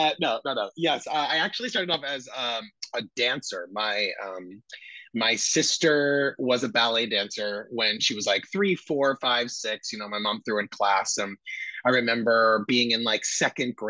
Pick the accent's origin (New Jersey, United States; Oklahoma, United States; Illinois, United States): New Jersey, United States; Vernon; I grew up in Vernon, New Jersey. So that's about an hour and a half north of New York City, northwestern New Jersey, very rural